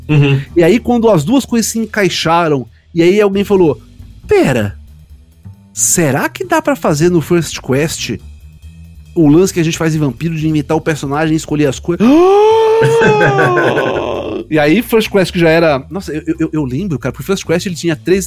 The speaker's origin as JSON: {"language": "Portuguese", "town": "Recife", "region": "Pernambuco", "country": "Brazil", "said": "Eu não sou paulista, eu não sou carioca, eu sou recifense"}